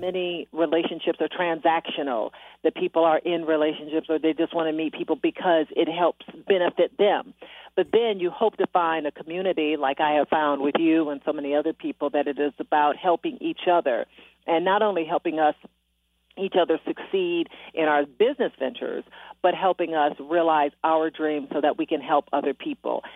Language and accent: English; Detroit, Michigan, United States; moved away as an adult; also born or lived in Miami / Milwaukee / Austin, Texas; my hometown, Detroit, Michigan